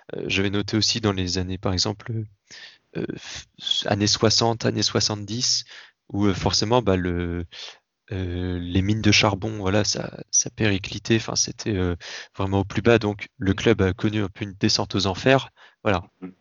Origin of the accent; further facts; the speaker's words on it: Tours, Centre-Val de Loire, France; je suis de Tours à la base, Touraine